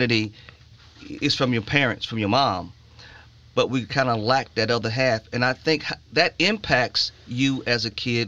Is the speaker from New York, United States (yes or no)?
no; Chicago, Illinois, United States; moved away; I grew up in Chicago